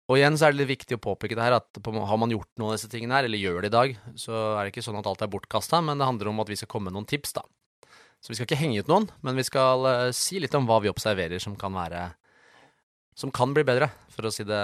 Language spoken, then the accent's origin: Norwegian; Sjøskogen, Akershus, Norway; Ja, det der jeg vokste opp. Ja. Det er der jeg bor.